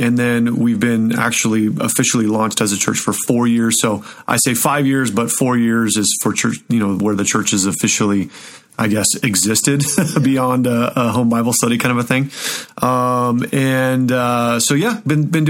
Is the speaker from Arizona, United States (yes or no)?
yes; Show Low, Arizona, United States; also born or lived in Southern California; now in Colorado, United States; I'm originally from Arizona. So I grew up in a little town in Arizona called Sholo.